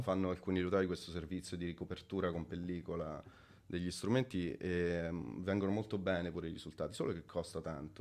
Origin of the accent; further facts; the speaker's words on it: Montefiascone, Lazio, Italy; moved away as an adult; also born or lived in London; now in Milan, Italy; sono nato a Montefescone in provincia di Viterbo